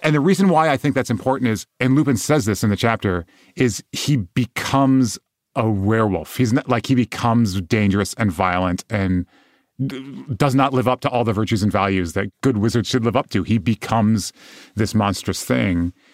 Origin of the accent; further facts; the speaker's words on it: West Michigan, United States; moved away as an adult; also born or lived in South Bend, Indiana; I moved down to South Bend from where I grew up in West Michigan.